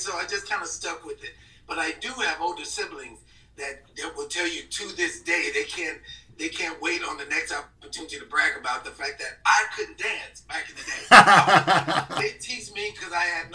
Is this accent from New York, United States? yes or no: no; Mississippi, United States; I was born and raised in Mississippi